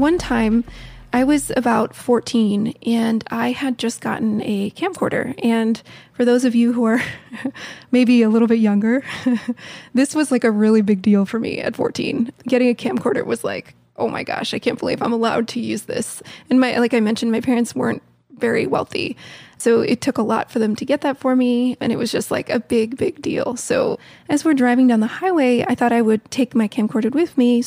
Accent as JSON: {"language": "English", "town": "Silver Spring", "region": "Maryland", "country": "United States", "said": "I'm from Washington, D.C., Silver Spring, Maryland, just north of D.C."}